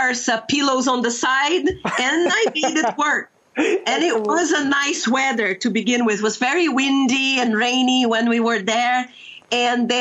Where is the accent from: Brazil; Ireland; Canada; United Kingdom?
Brazil; Curitiba, Paraná; also born or lived in Londrina, Brazil; I was born in Londrina and grew up in Curitiba